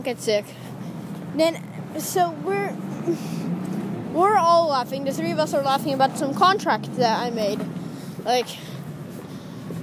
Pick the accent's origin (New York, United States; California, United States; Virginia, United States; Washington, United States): New York, United States; moved away; I'm a New Yorker